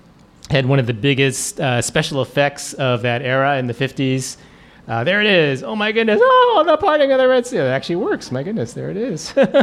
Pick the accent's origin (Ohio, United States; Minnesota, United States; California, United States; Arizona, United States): California, United States; Oakland; we were growing up in Oakland at the church there.